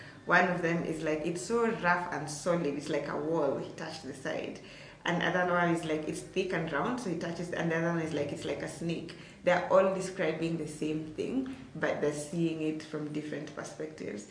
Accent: Turbo, Uasin Gishu County, Kenya; I come from Turbo. Turbo is like maybe, depending on how fast you're driving, like maybe, let's say 20 to, I'd say like 30 to like 40 minutes from Eldoret town.

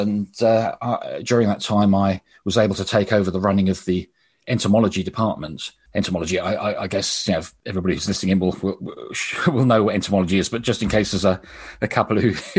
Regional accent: Brighton, South East England, United Kingdom; born there; But I was born in Sussex, in Brighton, and I had a fascination with insects right from my earliest age.

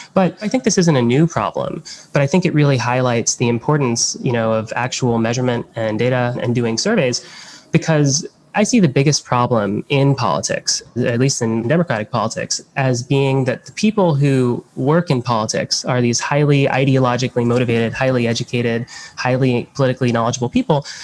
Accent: Miami, Florida, United States; I grew up in Miami

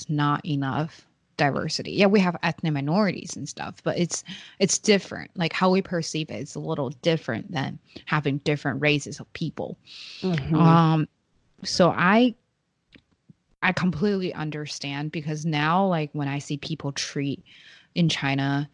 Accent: Beijing, China; moved away; I grew up knowing that I'm from Beijing

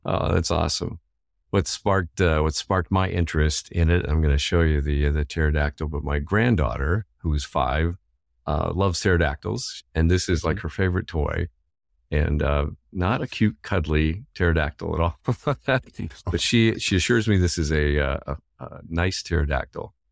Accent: Indiana, United States; Growing up in Indiana

